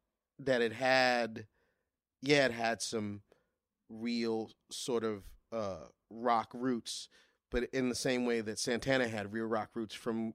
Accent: Crown Heights, New York, United States; Turns out he lives 6 blocks away from me. We're both from Crown Heights.

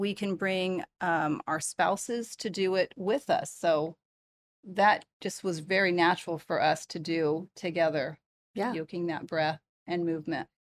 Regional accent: Bay Area, California, United States; moved away; also born or lived in Portland; I'm from the Bay Area

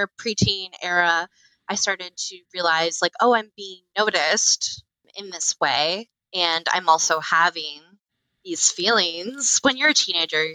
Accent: Florida, United States; now in Chicago, United States; I grew up in Florida.

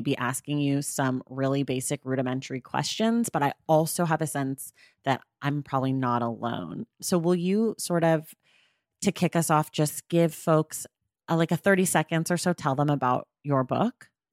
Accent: Oakland, California, United States; we grew up, uh, you and I, very close to one another. I'm from Oakland

